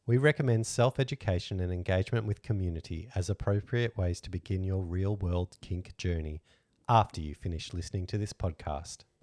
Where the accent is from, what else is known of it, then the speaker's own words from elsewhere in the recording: Australia; we're Australian